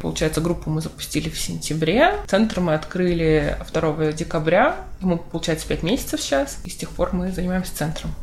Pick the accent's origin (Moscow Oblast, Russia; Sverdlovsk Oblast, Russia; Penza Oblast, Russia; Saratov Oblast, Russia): Sverdlovsk Oblast, Russia; Yekaterinburg; Я родилась в Екатеринбурге